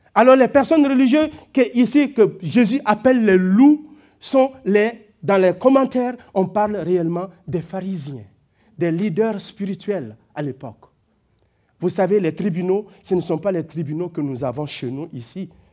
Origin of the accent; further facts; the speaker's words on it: Burkina Faso; moved away; Parce que je viens de là. J'ai grandi dans une famille de cultivateurs